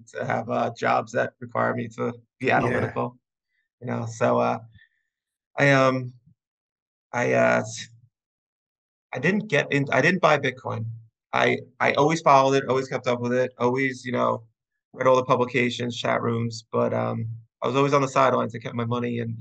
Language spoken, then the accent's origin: English; Long Island, New York, United States; I'm from Long Island, New York. I grew up out east by the beach